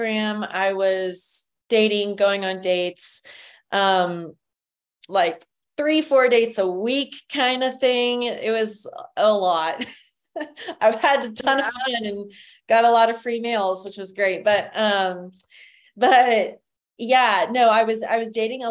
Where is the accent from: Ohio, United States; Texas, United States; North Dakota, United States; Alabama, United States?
Texas, United States; San Antonio; now in Austin, United States; I am originally from San Antonio, Texas